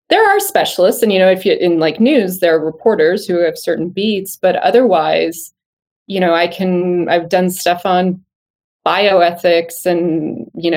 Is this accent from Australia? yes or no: no; outside Toronto, Ontario, Canada; moved away as an adult; where I grew up outside Toronto